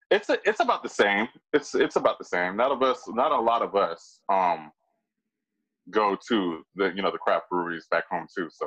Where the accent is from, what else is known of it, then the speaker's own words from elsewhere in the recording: Nova Scotia, Canada; I'm from Nova Scotia, right?